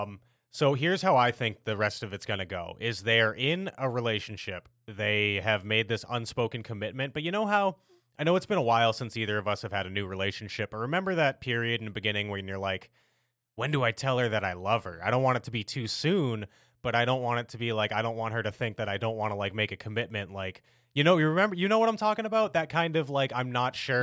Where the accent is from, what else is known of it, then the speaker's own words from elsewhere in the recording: United States; as an American